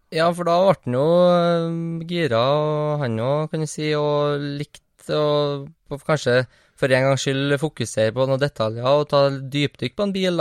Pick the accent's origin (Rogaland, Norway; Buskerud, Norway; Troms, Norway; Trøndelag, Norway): Trøndelag, Norway; Trondheim; på Heimdal. Ja. Der jeg kommer fra.